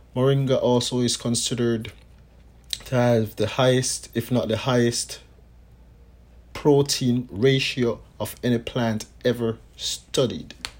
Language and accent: English; Jamaica; from time I was a youth growing up in Jamaica